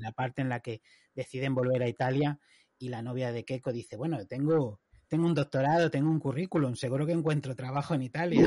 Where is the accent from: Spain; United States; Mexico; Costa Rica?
Spain; now in United Kingdom